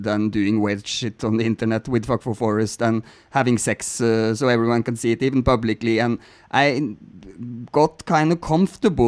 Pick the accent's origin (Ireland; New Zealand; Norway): Norway; I'm from Norway